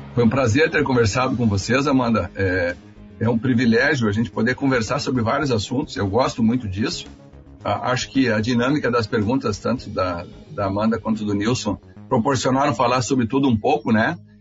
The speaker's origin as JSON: {"language": "Portuguese", "town": "Santa Rosa", "region": "Rio Grande do Sul", "country": "Brazil", "also_born_or_lived": "Porto Alegre / São Borja", "moved": "as an adult", "lives_now": "Santa Maria, Brazil", "said": "eu sou de Santa Rosense, né? Eu vim de lá."}